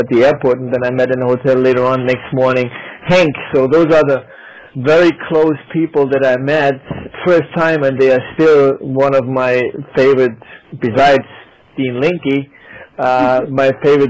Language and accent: English; Germany; English is a second language; moved away as an adult; also born or lived in Vietnam; But I grew up in a state that was close to the French border. My first language in school was French.